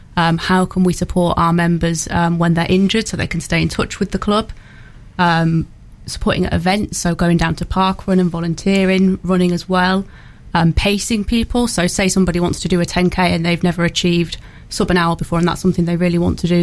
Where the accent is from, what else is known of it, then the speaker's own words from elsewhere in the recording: Hull, Yorkshire and the Humber, United Kingdom; now in Newark, United Kingdom; I'm from Hull originally, so I moved to Newark uh, back in 2010 now